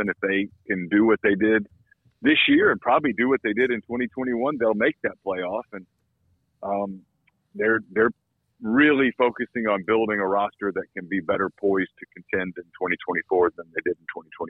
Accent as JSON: {"language": "English", "region": "North Louisiana", "country": "United States", "tie": "born or raised there", "said": "I grew up in North Louisiana, so I feel like I can make fun of it."}